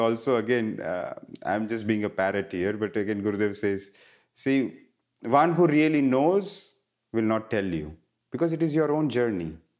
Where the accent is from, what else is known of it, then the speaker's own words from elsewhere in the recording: India; moved away; growing up in India, I was surrounded by Ayurveda